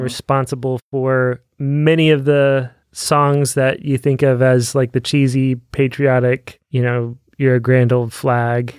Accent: United States; I am a Christian before I'm an American.

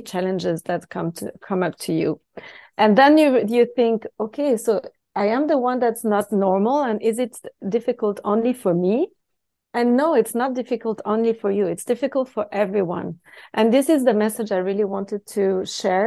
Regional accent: Switzerland; first language French; English is a second language; moved away

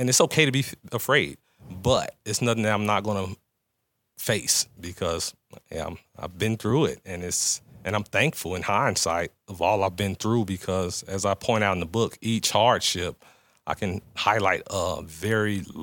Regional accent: Gary, Indiana, United States; moved away; also born or lived in Phoenix; growing up, especially once I left Gary

